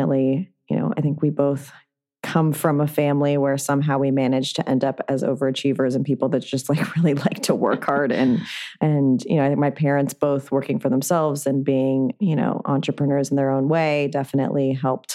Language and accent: English; Santa Monica, California, United States; also born or lived in New York; I'm actually from LA. I grew up in Santa Monica